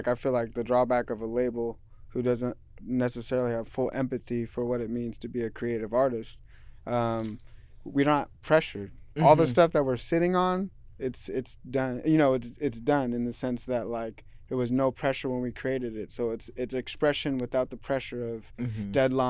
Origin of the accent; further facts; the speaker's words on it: Seattle, Washington, United States; I listened to a lot of rock growing up in Seattle and the area that I was in.